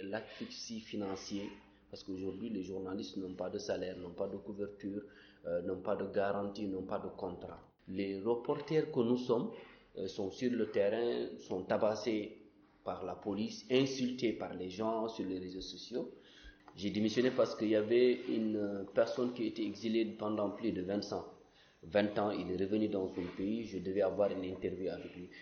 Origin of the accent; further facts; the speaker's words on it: Mauritania; moved away as an adult; now in France; je venais de la Mauritanie